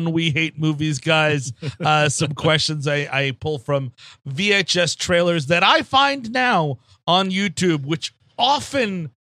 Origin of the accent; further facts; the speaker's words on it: Northeast, United States; we're all from the Northeast